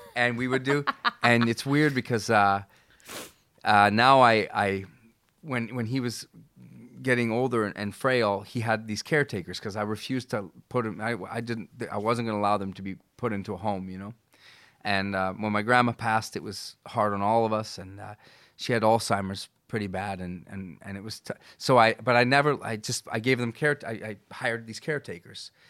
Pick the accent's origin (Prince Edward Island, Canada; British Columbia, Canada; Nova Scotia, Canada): British Columbia, Canada; Vancouver; also born or lived in Buenos Aires; I never left my hometown. I never left. I live in Vancouver